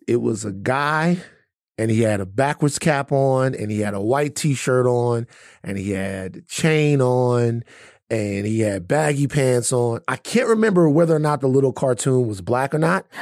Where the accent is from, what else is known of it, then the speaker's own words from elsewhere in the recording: Baton Rouge, Louisiana, United States; moved away; I'm from two places, from Gardier Lane and I'm also from South Baton Rouge, the bottom